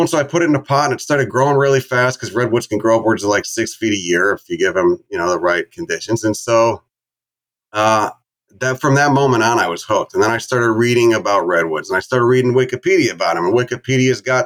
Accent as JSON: {"language": "English", "area": "Chicago suburbs", "region": "Illinois", "country": "United States", "tie": "born or raised there", "said": "where I grew up in Chicago, I mean, I grew up in the suburbs, maybe like a half hour bike ride from the city limits."}